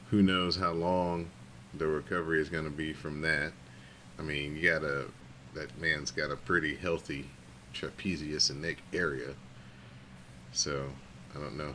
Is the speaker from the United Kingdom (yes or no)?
yes; United Kingdom; Just because I'm British, and now you got to lump me in with these two.